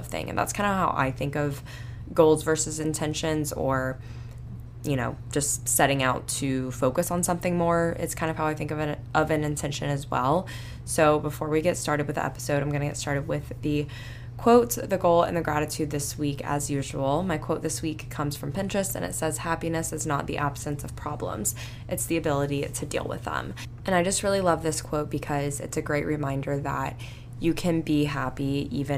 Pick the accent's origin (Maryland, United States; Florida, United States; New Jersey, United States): Florida, United States; Panama City Beach; I grew up in Panama City Beach